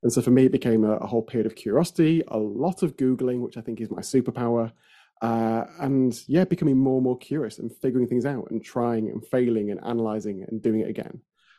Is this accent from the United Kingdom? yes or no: yes; Yorkshire and the Humber, United Kingdom; I came back home and then realized there was lots missing from my experience growing up in Yorkshire in the north of England